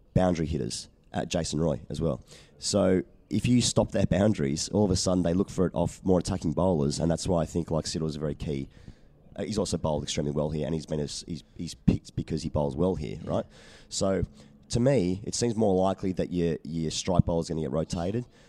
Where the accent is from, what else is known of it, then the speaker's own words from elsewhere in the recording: Australia; as an Australian coming over here